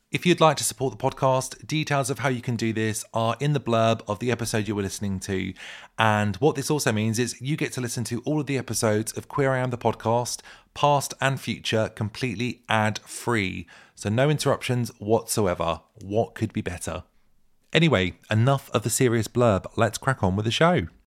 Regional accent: Suffolk, East of England, United Kingdom; moved away as an adult; now in Brighton, United Kingdom; I'm originally from Suffolk and um, me and my husband moved here last November

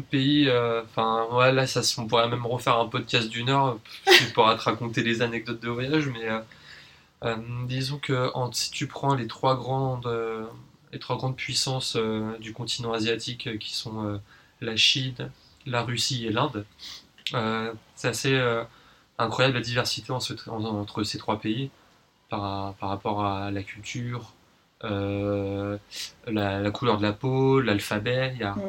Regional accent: Paris, Île-de-France, France; moved away as an adult; now in New Caledonia; Je suis né à Paris, j'y ai grandi et euh, actuellement, je vis en Nouvelle-Calédonie

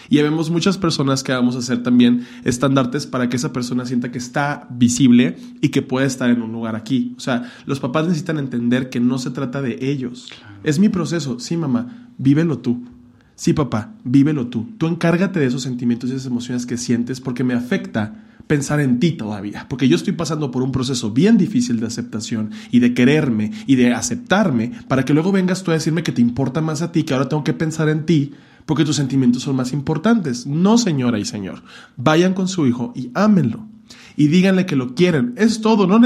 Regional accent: Hermosillo, Sonora, Mexico; moved away; yo me salí de Hermosillo para no hacer eso ya.

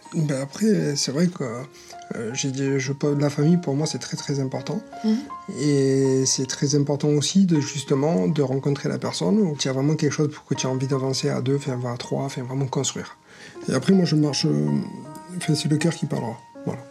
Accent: Marseille, Provence-Alpes-Côte d'Azur, France; accent: southern; j'ai 40 ans, je viens de Marseille.

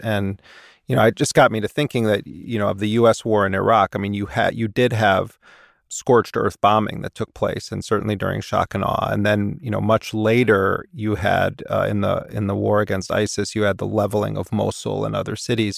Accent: United States; as an American

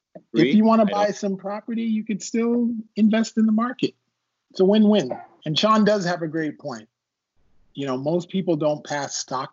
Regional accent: Toronto, Ontario, Canada; now in Westlake; I am from Toronto, Canada. My mother is from Guyana. My father is from Jamaica. I am not African American.

